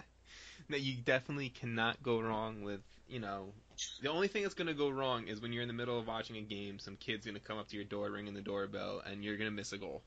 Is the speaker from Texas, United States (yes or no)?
no; Long Island, New York, United States; I'm from Long Island